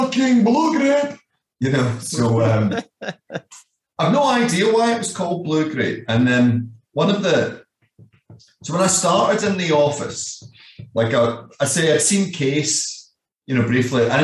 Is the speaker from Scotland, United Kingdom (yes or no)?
yes; Scotland, United Kingdom; moved away as an adult; also born or lived in Glasgow / Leeds / Netherlands; I'm the guy from Scotland